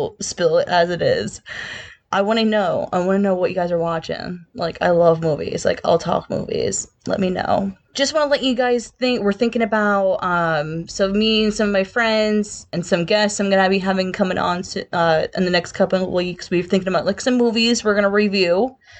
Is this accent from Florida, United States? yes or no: no; Pottsville, Pennsylvania, United States; from Pottsville, straight from home